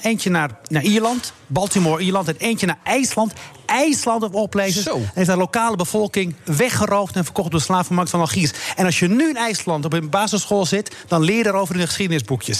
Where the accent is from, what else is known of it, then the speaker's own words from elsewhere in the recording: Morocco; now in Netherlands; Ik heb een paar jaar geleden in Marokko op die kust gestaan bij mijn geboortedorp.